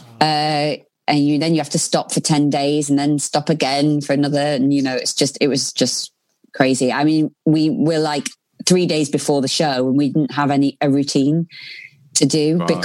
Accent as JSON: {"language": "English", "town": "Blackpool", "region": "North West England", "country": "United Kingdom", "tie": "born or raised there", "said": "growing up in Blackpool"}